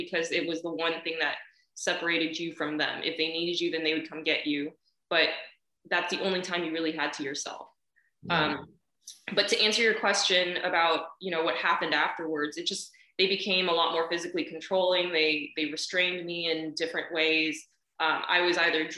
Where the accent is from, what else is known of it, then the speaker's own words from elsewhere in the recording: California, United States; Born and raised in California, you know, never stepped foot in China, never will. My family's from Taiwan anyway